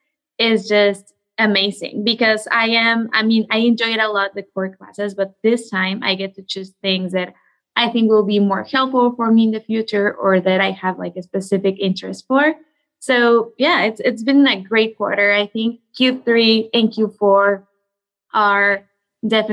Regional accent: Coatepec, Veracruz, Mexico; moved away as an adult; also born or lived in Mexico City, Mexico; So I am originally from Mexico. I grew up in a very small coffee maker town called Coatepec, that is in the state of Veracruz.

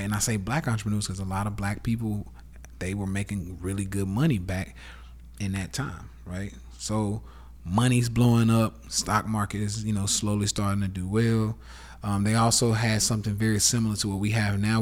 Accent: the South, United States; accent: southern; my fucking southern accent

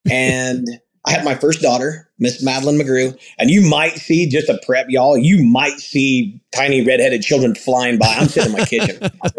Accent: Flora, Illinois, United States; moved away as an adult; also born or lived in Monterey, California; now in South Texas, United States; Born and raised in Illinois, down in the southern tip of Illinois, a little town called Flora

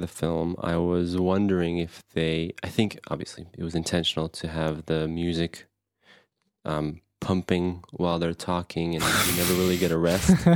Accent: Anderson, Indiana, United States; me and Phil, growing up in Anderson, Indiana

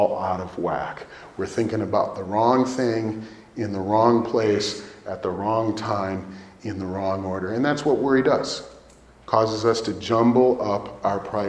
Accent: Chicago area, Illinois, United States; now in Naperville, United States; we're from the Chicago area.

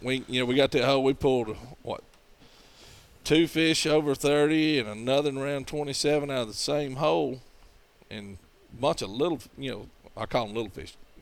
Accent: Gadsden, Alabama, United States; North Alabama, Gadsden, Alabama.

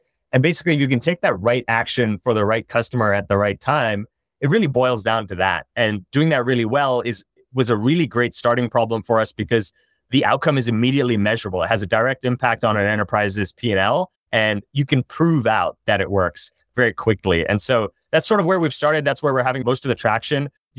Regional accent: India; also born or lived in China; I grew up in India and China.

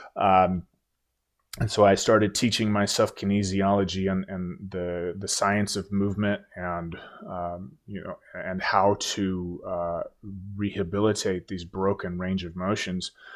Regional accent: Oregon, United States; moved away as an adult; I move back home to my home state of Oregon

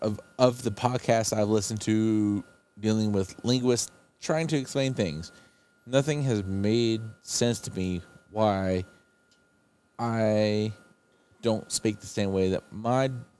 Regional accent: West Virginia, United States; accent: West Virginia; I'm 32, and if I don't sound like I'm from West Virginia, I'm not going to sound like I'm from Alabama.

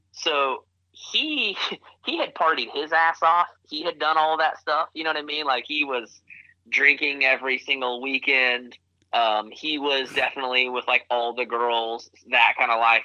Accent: Wichita, Kansas, United States; also born or lived in Tulsa, Oklahoma; grew up in Wichita, Kansas

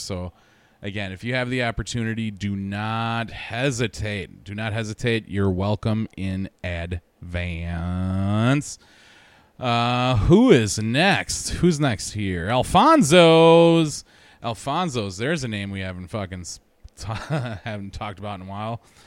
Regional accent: Wisconsin, United States; I'm from Wisconsin

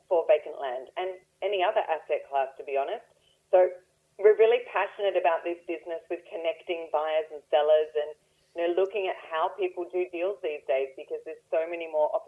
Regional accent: Australia; I am an Australian.

